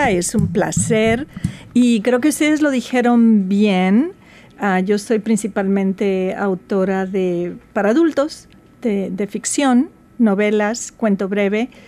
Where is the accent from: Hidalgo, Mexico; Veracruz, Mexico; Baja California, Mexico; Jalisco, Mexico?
Veracruz, Mexico; yo soy jarocha de Veracruz, México, y nosotros teníamos muy poco acceso a los libros.